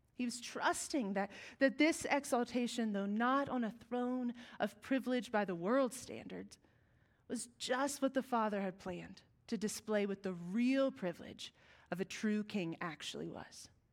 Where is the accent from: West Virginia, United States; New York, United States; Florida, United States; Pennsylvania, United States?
West Virginia, United States; We are from West Virginia.